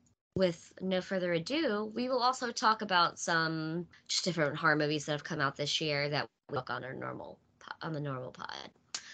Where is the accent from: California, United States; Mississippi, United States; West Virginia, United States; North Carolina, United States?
Mississippi, United States; moved away as an adult; where we're from in Mississippi.